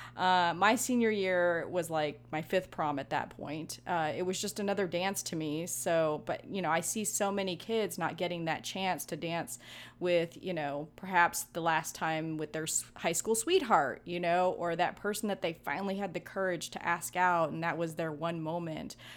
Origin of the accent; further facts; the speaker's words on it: Hawaii, United States; I'm Hawaiian